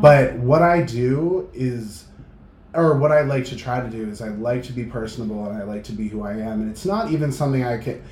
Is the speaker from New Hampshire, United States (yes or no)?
yes; Manchester, New Hampshire, United States; now in Boston, United States; I grew up in Manchester, New Hampshire